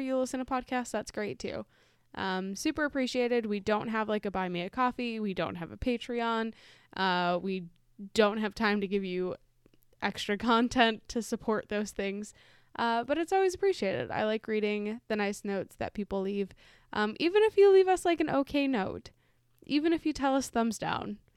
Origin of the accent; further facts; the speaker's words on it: Chicago, Illinois, United States; we're from Chicago